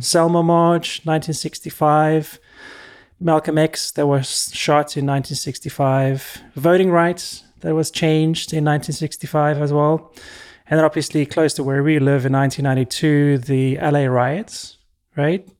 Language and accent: English; South Africa; moved away as an adult; now in United States; I was born and raised in South Africa